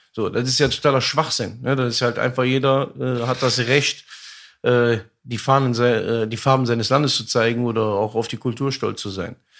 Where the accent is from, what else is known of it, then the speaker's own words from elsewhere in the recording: Germany; einem Viertel in Deutschland, der da aufwächst, äh, seine Geschichte, also meine Geschichte